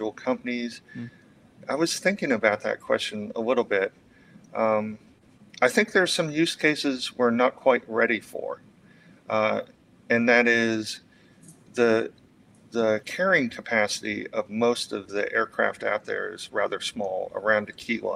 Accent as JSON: {"language": "English", "town": "Fort Myers", "region": "Florida", "country": "United States", "tie": "born or raised there", "said": "growing up in Florida"}